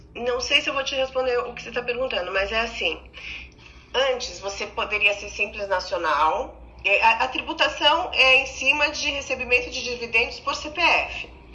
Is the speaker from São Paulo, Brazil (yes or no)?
yes; Águas de Lindóia, São Paulo, Brazil; Águas de Lindóia, eu sou de Águas de Lindóia